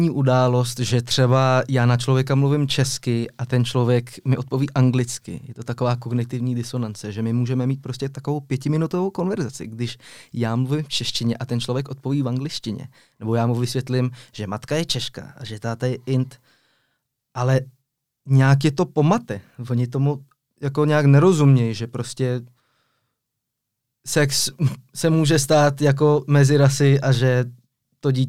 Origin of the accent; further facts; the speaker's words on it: Geneva, Switzerland; also born or lived in Czech Republic; Přesně tak, ale byl jsem v takové mezinárodní komunitě, ta Ženeva to skoro není Švýcarsko.